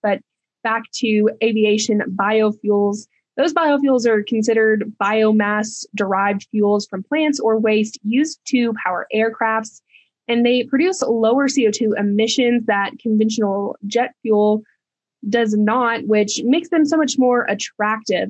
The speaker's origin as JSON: {"language": "English", "region": "Texas", "country": "United States", "tie": "born or raised there", "said": "being a Texan"}